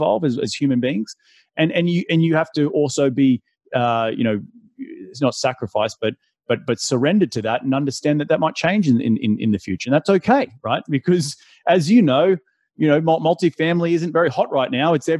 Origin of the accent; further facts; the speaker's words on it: Australia; moved away; I'm from Australia originally